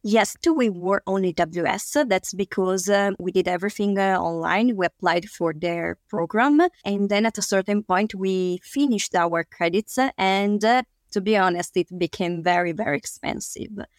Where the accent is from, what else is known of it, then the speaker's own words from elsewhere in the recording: Italy; we, we come from Italy